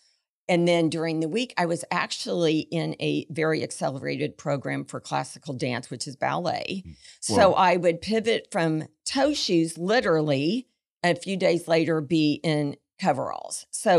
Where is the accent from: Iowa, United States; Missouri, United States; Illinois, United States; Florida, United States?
Missouri, United States; I grew up in Missouri.